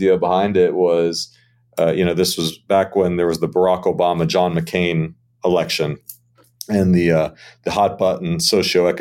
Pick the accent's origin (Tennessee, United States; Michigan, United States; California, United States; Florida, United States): Florida, United States; Miami; born or raised there